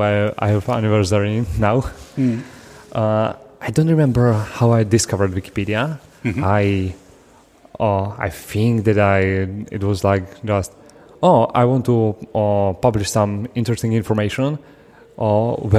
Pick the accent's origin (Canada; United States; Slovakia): Slovakia; English is a second language; I come from Slovakia